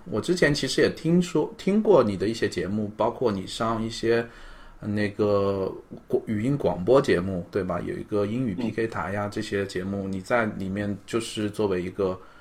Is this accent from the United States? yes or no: no; China; accent: Chinese; 他们很就是直接就跟人说，嗯，你有很重的中国口音，就是，但是我们自己其实并不觉得